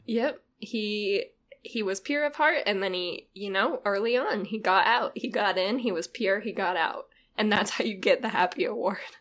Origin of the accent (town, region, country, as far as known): Utah, United States; born or raised there